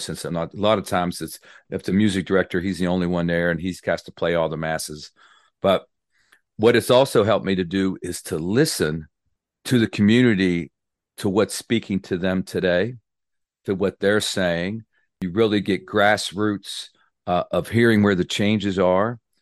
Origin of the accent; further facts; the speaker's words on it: Clarksburg, West Virginia, United States; I'm from West Virginia, born and raised in, uh, Clarksburg, West Virginia